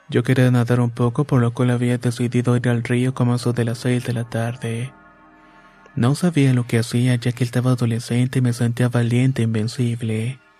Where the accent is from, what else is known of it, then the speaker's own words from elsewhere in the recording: State of Mexico, Mexico; born there; Vivo en Chalco, Estado de México y tengo 27 años. Nací en Chico, aunque mis padres son originarios de Oaxaca.